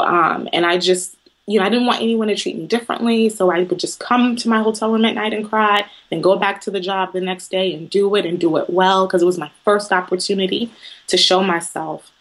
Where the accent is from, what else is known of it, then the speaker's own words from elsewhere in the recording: Southeast Texas, United States; I claim to be a Southern girl from Southeast Texas